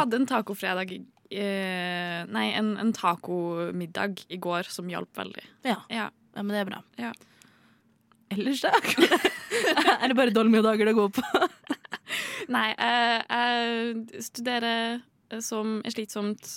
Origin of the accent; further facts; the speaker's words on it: Trondheim, Trøndelag, Norway; jeg er fra Trondheim.